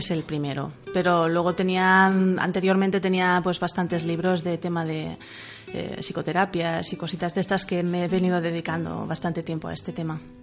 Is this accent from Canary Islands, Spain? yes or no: no; Manresa, Catalonia, Spain; soy de Barcelona, de Manresa concretamente